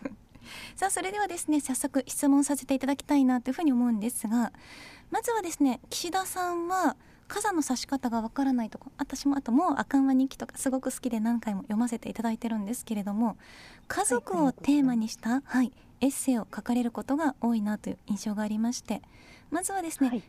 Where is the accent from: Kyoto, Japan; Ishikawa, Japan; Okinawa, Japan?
Ishikawa, Japan; 私は地元石川県の北陸放送で